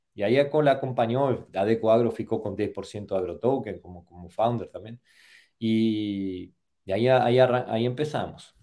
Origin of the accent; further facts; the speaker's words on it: Argentina; soy de Argentina